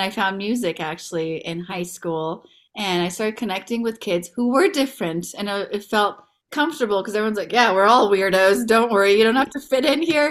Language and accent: English; San Mateo, California, United States; also born or lived in Iran / Belmont; I grew up in the Bay Area